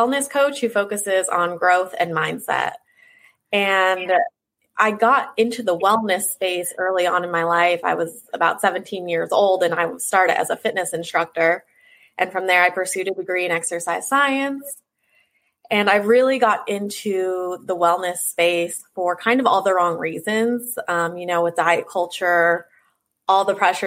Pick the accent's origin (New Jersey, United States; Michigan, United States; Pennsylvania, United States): Pennsylvania, United States; moved away; also born or lived in Nashville; I'm originally from Pennsylvania, and that's where my journey started. I was, you know, from a very small town, population like 2,000 people. So moving from there to Nashville was a big change